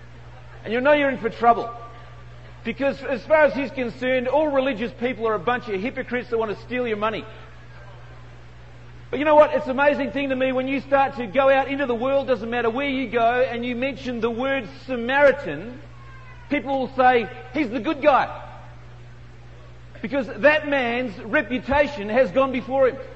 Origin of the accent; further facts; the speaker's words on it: Australia; accent: Aussie; I'm from Australia